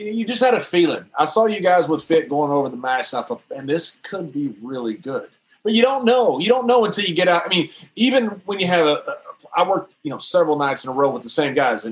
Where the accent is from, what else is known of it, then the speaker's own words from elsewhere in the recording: Texas, United States; I'm from Texas.